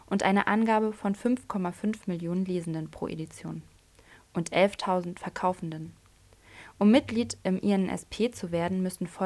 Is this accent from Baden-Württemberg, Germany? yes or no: no; Berlin, Germany; also born or lived in Hannover; Ich bin eine Berliner Pflanze, aber ich war lange in Hannover. Dort habe ich jetzt einen Schlussstrich gezogen. Ich will neu anfangen in meiner Heimatstadt.